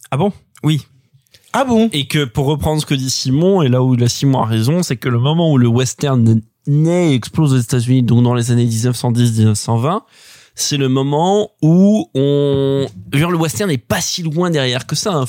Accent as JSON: {"language": "French", "area": "Picardy", "region": "Hauts-de-France", "country": "France", "tie": "born or raised there"}